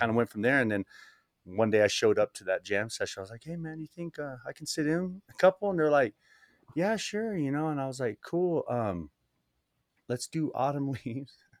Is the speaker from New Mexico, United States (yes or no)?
yes; New Mexico, United States; also born or lived in El Paso, Texas / Las Cruces, New Mexico; now in Santa Fe, United States; I was born in El Paso and sort of made my way up through New Mexico, ending up here in Santa Fe, New Mexico.